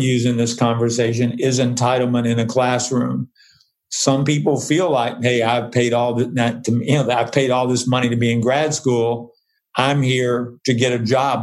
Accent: the South, United States; now in San Francisco, United States; I am from the South

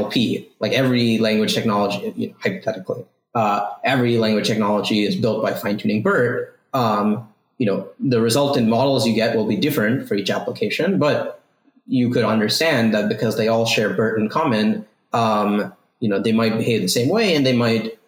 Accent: East Coast, United States; moved away as an adult; also born or lived in Ithaca, New York; now in California, United States; I grew up on the East Coast

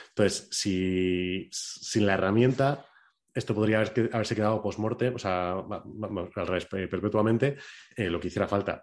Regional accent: La Rioja, Spain; soy de Veranea de La Rioja

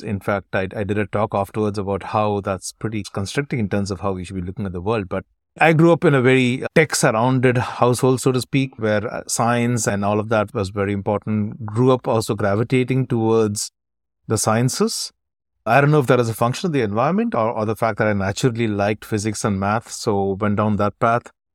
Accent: South India, India; also born or lived in Dubai / Chennai; I'm originally from South India, where we understand Hindi, but not too well

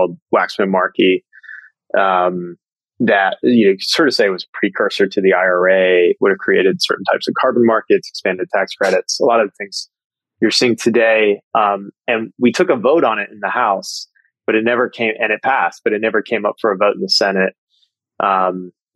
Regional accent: Eastern Kentucky, United States; moved away; Growing up in Eastern Kentucky as an Indian American

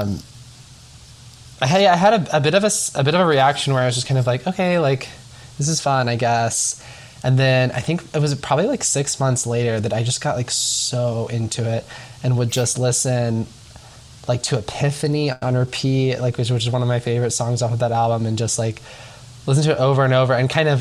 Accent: Nashville, Tennessee, United States; I'm from Nashville, Tennessee, originally.

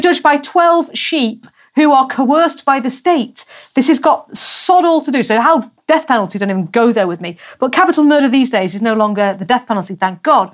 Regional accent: England, United Kingdom; moved away as an adult; I'm English

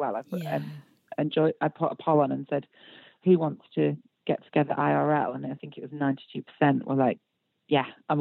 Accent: United Kingdom; we're British

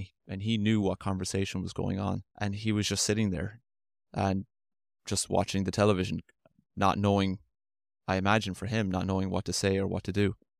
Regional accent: Limerick, Munster, Ireland; moved away as an adult; now in Tulsa, United States; I'm from Limerick, Ireland. That's where I'm from

